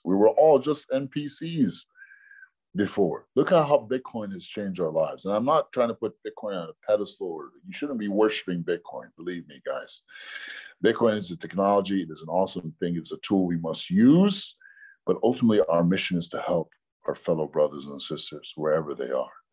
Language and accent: English; New York City, New York, United States; I grew up in New York City in Hell's Kitchen